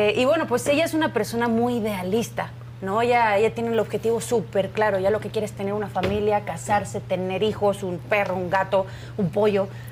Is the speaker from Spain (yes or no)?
yes; Spain; moved away as an adult; now in Mexico; cuando yo vivía en España, obviamente, yo nací en España